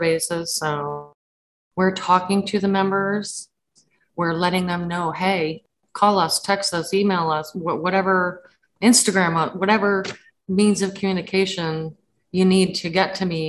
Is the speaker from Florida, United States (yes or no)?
yes; Florida, United States; Florida, my home state